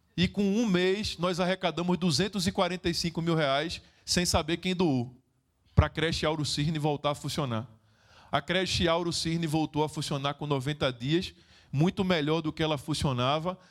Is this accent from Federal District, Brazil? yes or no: no; Recife, Pernambuco, Brazil; Eu sou de Recife, Pernambuco, Brasil